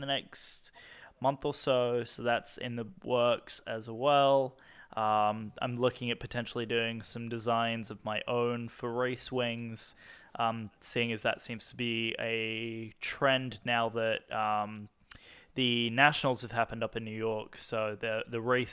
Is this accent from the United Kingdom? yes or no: yes; United Kingdom; I'm a Brit